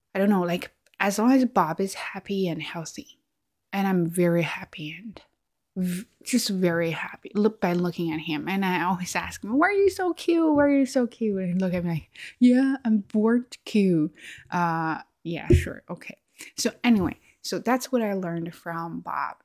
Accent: China; English is a second language; i am chinese i have an accent

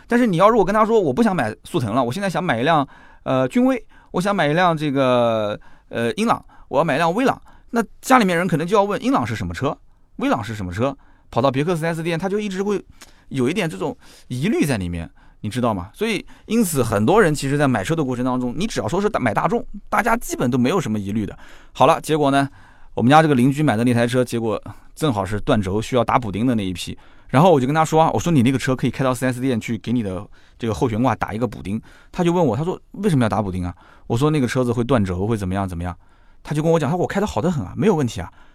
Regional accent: China; 我们中国人

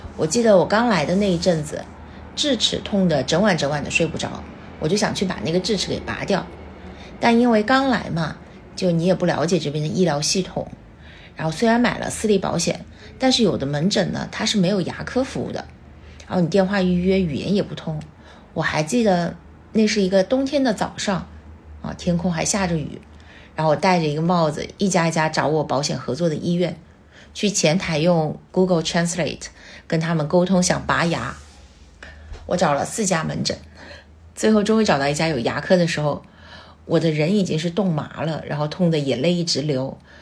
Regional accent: China; 我们中国人身上就是有那种坚韧不拔，就是我就是要在这扎根的那个念头

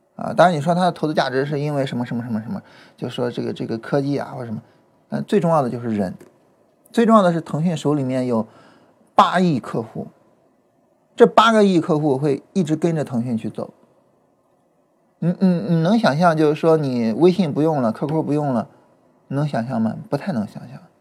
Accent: border area of Shandong and Henan, China; 我呢是，呃，出生以及呢长期生活在 山东跟河南就是比较交界的地方。我，我，我家往，呃，我家往南走，我想想啊，那方向，对，是往南走。啊，我家往南走大概走十几公里就到河南

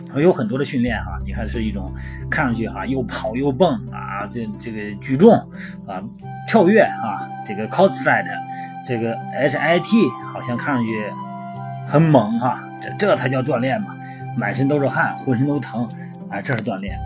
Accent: China; 我们作为中国人啊

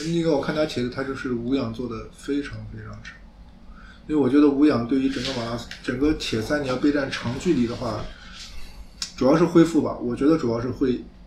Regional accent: Anhui, China; 开元龙跟我都是安徽人嘛

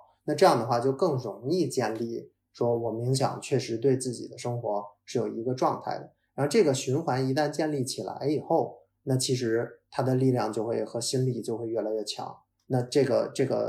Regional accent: North China, China; 哦哦，不好意思，可能我是北方人，蹲地就是拖拖地。

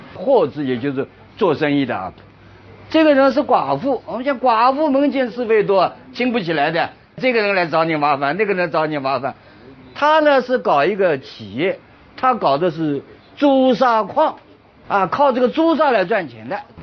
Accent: China; 不仅我们中国人

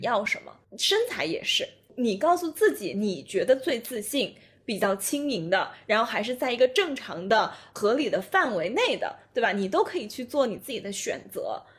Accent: China; 我们中国人的文化当中可能就是非常地，呃，就家对庭化

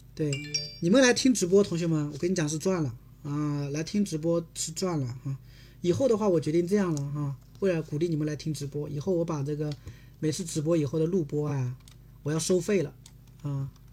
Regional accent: South Korea; Chinese is a second language; 我，韩国人

